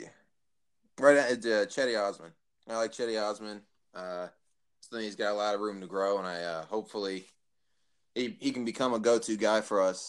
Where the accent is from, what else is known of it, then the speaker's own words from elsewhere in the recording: Dallas, Texas, United States; moved away as an adult; now in Akron, United States; growing up in Dallas, all my friends were Dallas fans